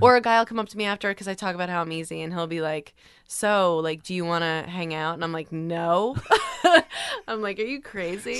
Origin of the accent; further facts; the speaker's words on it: Long Island, New York, United States; I grew up on Long Island